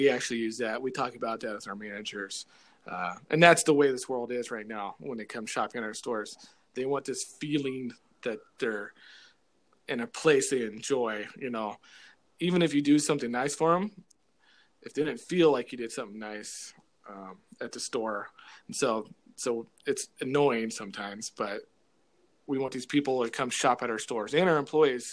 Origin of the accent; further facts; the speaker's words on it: Kansas, United States; moved away as an adult; now in West Des Moines, United States; I'm a great Kansan. I grew up in Kansas